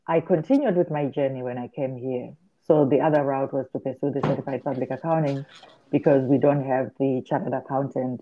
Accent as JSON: {"language": "English", "region": "Harare", "country": "Zimbabwe", "tie": "born or raised there", "moved": "as an adult", "lives_now": "United States", "said": "And I grew up in Harare, and I lived in Warren Park"}